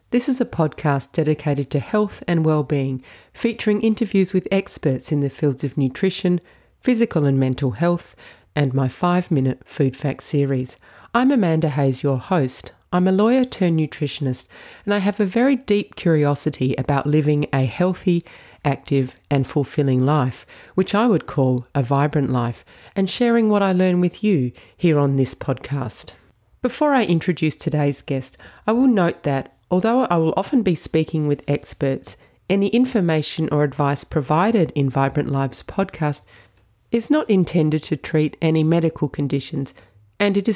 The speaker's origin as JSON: {"language": "English", "town": "Adelaide", "region": "South Australia", "country": "Australia", "tie": "born or raised there", "said": "Uh, I grew up in Adelaide, South Australia."}